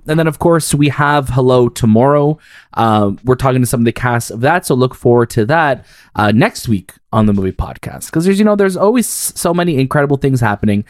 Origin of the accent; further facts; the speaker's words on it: Canada; as a Canadian